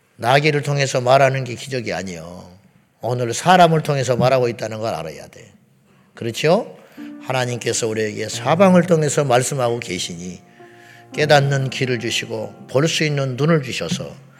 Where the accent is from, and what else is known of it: South Korea